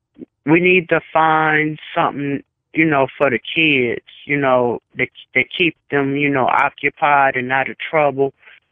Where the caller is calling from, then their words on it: Gary, Indiana, United States; Calling from Gary, Indiana, home of ….